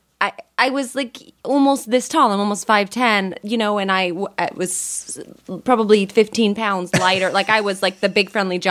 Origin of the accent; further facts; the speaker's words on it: Marin County, Northern California, United States; I'm from Marin County up in Northern California